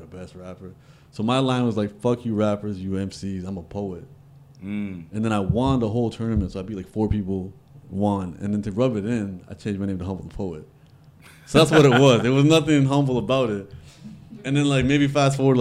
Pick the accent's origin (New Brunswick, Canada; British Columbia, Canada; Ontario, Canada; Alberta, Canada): Ontario, Canada; Toronto; also born or lived in Regent Park, Toronto / Los Angeles; I'm from Rexdale.